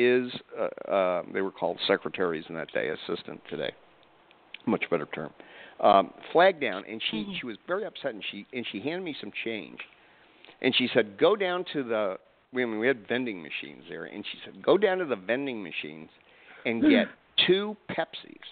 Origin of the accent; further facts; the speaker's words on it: Atlanta, Georgia, United States; I'm from Atlanta